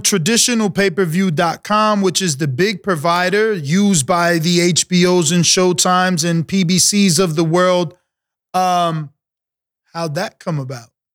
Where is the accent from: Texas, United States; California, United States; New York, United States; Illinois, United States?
New York, United States; New York City; I'm from the New York City, uh, uh, tri-state area